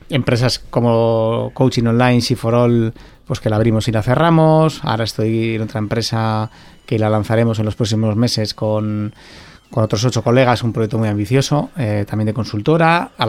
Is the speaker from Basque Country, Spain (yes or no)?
yes; Basque Country, Spain; porque soy vasco, porque soy de aquí, porque quiero trabajar aquí